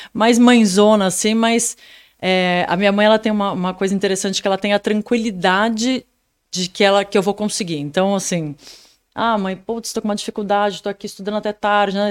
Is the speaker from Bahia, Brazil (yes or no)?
no; São Paulo, Brazil; eu nasci em São Paulo